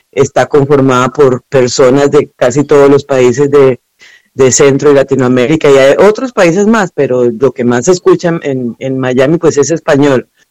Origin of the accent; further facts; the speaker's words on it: Cúcuta, Norte de Santander, Colombia; moved away; also born or lived in Venezuela; Yo soy de Colombia, de una parte que es en la frontera con Venezuela, se llama Cúcuta